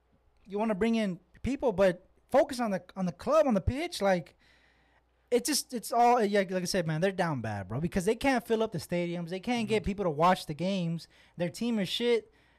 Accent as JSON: {"language": "English", "town": "Austin", "region": "Texas", "country": "United States", "tie": "born or raised there", "said": "the club that's in here in Austin, my hometown."}